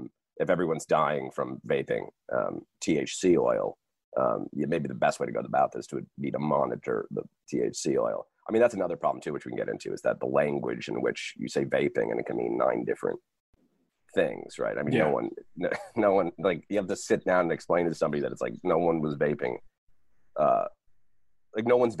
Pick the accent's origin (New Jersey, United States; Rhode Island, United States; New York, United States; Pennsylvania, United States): New Jersey, United States; I'm from New Jersey